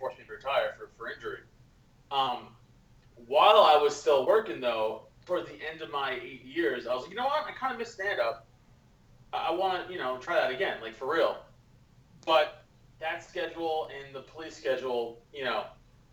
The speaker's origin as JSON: {"language": "English", "town": "New York City", "region": "New York", "country": "United States", "said": "I'm from Staten Island, New York"}